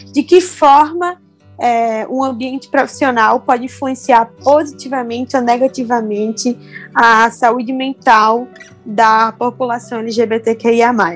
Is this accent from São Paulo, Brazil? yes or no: no; Rio Grande do Norte, Brazil; sou potiguar do Nordeste